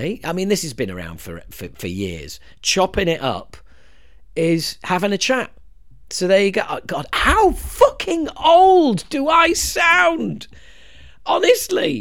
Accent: United Kingdom; us Brits

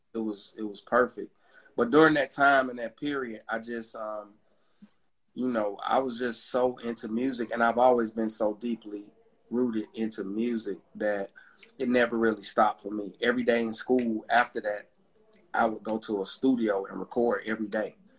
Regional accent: Atlanta, Georgia, United States; I'm from Atlanta, Georgia

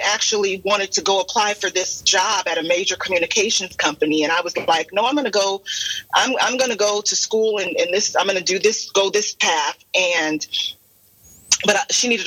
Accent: California, United States; now in Arizona, United States; I'm originally from California, born and raised.

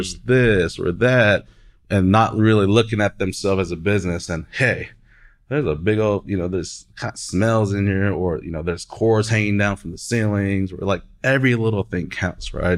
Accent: Oklahoma City, Oklahoma, United States; I'm from Oklahoma City, down the street from the Stockyards

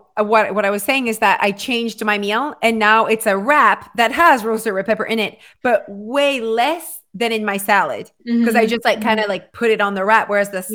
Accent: Canada; We're Canadian.

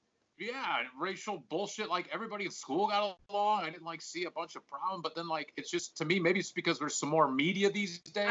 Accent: Charlotte, North Carolina, United States; Monique and I grew up in Charlotte, in the South. Well, granted, Charlotte is probably one of the more progressive cities in the South. Charlotte's kind of like the anti-South

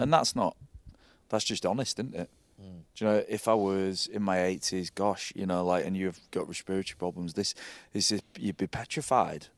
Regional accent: Hull, Yorkshire and the Humber, United Kingdom; I'm from Hull.

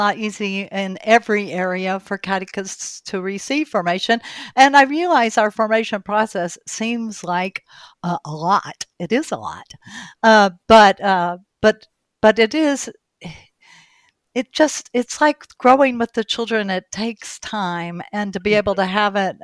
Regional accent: Ball Ground, Georgia, United States; moved away as an adult; also born or lived in Durham, North Carolina; he and I moved back to my hometown of Ball Ground, Georgia.

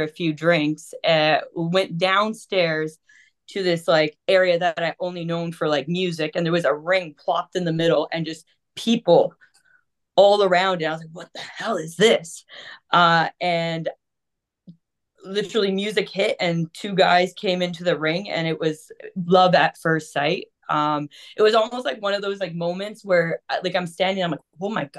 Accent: Toronto, Ontario, Canada; we're from Toronto

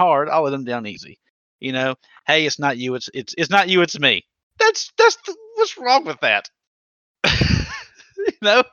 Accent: the South, United States; I'm from the South

